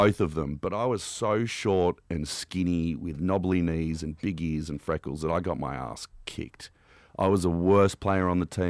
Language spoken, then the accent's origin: English; Canberra, Australian Capital Territory, Australia; Where I grew up in Canberra, weed is decriminalized